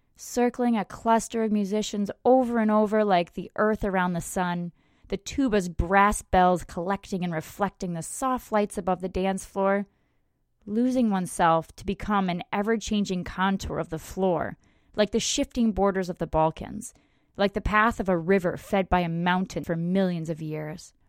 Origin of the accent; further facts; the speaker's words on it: United States; an American belly dancer with no belly dance heritage in my family